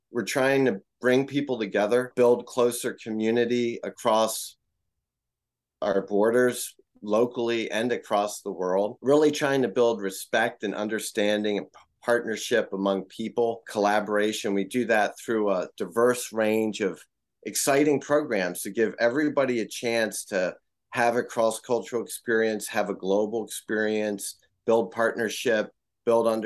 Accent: Maryland, United States; also born or lived in Tokyo, Japan; now in Boston, United States

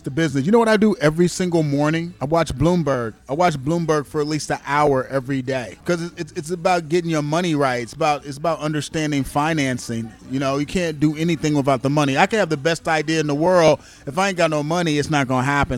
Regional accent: Kansas City, United States; I'm from Kansas City

